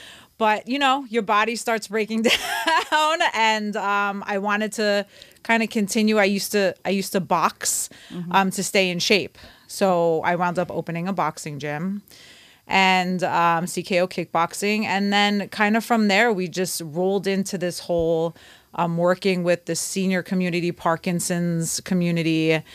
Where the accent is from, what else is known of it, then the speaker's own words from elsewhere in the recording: New York City, New York, United States; moved away as an adult; now in Ventura County, United States; I'm originally from Brooklyn, New York.